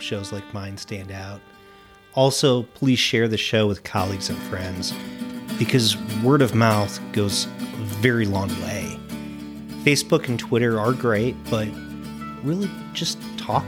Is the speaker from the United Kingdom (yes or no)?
no; United States; as an American